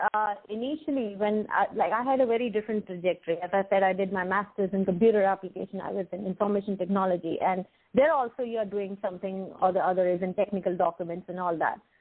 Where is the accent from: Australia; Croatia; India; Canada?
India; moved away as an adult; now in Jersey City, United States; I born and brought up in India and shifted my base almost 14 years ago.